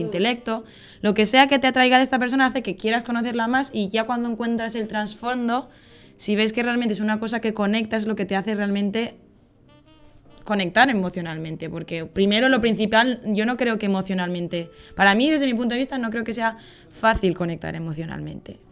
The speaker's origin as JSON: {"language": "Spanish", "town": "Valencia", "region": "Valencian Community", "country": "Spain", "accent": "Spain", "moved": "as an adult", "lives_now": "Netherlands", "said": "mi acento es de España soy de concretamente Valencia, que está en la costa este, centro este de España. Y llevo viviendo en Holanda pues tres años"}